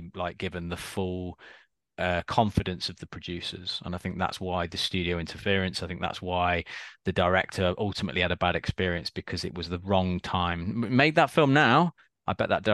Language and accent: English; United Kingdom; we're obviously British